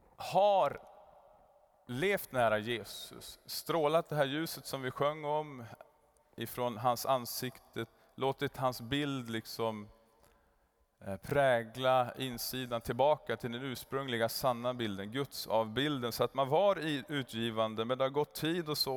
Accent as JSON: {"language": "Swedish", "town": "Kramfors", "region": "Västernorrland County", "country": "Sweden", "moved": "yes", "said": "Sen for vi till Kramfors, där jag kommer ifrån"}